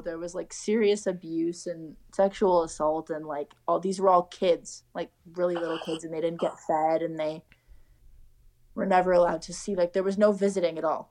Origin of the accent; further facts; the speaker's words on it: Canada; as a Canadian, you feel like you're at home